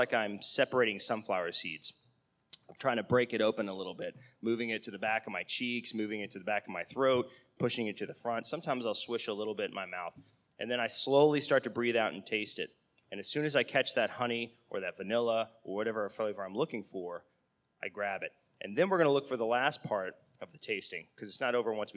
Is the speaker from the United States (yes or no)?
yes; United States; we're Americans